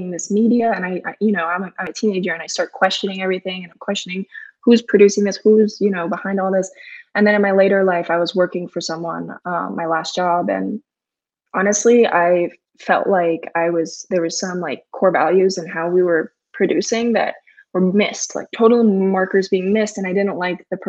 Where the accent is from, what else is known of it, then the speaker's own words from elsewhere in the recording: Fort Lauderdale, Florida, United States; I grew up in South Florida, Fort Lauderdale